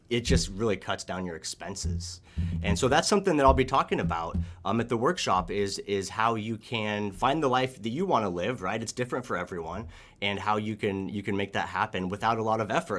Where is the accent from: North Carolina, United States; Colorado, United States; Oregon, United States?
Oregon, United States; growing up in Oregon, I really enjoyed the outdoors and nature